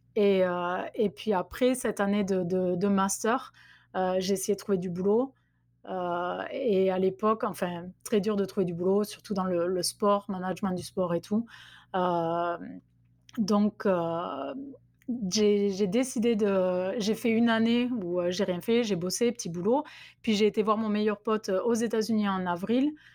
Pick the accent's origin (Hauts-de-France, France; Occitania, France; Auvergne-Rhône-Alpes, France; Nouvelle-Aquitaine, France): Occitania, France; Albi; accent: south-west French; moved away as an adult; also born or lived in San Diego, United States; now in Tennessee, United States; je suis originaire du sud-ouest de la France, donc d'Albi, du Tarn plus précisément, d'où vient le l'accent que j'ai gardé